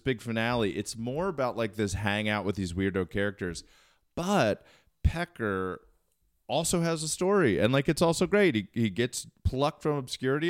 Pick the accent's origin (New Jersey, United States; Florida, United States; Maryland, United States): Maryland, United States; Towson; moved away as an adult; I am born and raised Maryland, and I left, uh, around two thousand to go to college